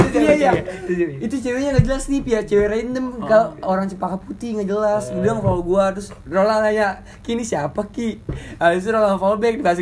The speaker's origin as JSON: {"language": "Indonesian", "town": "Padang", "region": "West Sumatra", "country": "Indonesia", "said": "gue kan dari Padang kan gue dari Padang"}